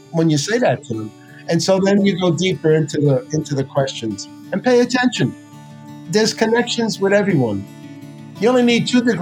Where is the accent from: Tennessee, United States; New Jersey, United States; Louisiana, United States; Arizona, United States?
New Jersey, United States; And I say, no, I'm from New Jersey.